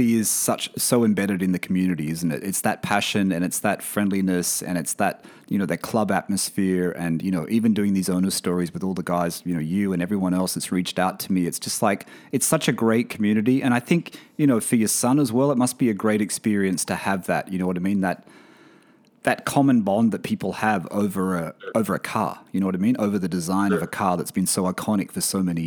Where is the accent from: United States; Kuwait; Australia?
Australia; moved away; in my home country, Australia